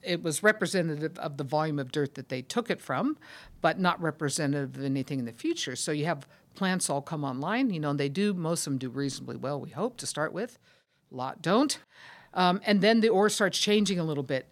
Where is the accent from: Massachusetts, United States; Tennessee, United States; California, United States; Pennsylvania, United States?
California, United States; Sacramento; I grew up in Sacramento, California